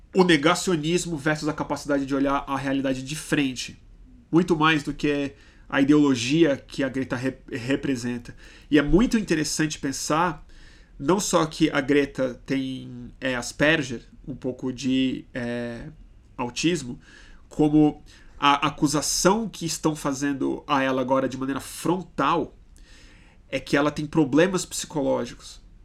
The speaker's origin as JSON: {"language": "Portuguese", "country": "Brazil", "said": "eu sou brasileiro, eu gosto de ser brasileiro"}